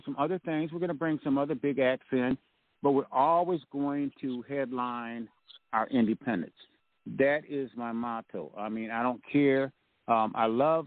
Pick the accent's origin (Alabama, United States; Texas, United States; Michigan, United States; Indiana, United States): Michigan, United States; Grand Rapids; born or raised there